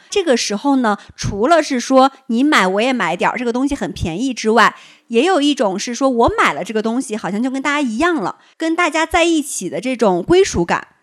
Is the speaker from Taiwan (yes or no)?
no; Shandong, China; now in Beijing, China; 因为我山东人，我爱吃馒头